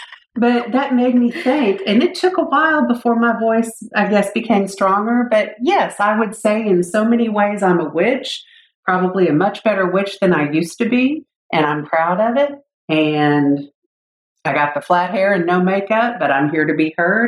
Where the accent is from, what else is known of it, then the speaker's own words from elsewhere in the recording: Southwest, United States; born there; But then I was born in the Southwest and exposed to, I'm a mix of Native American and Spanish culture.